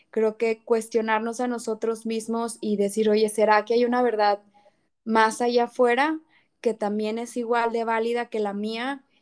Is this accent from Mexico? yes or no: yes; Mexico; ella me enseñó cosas de México que ni yo como mexicana sabía.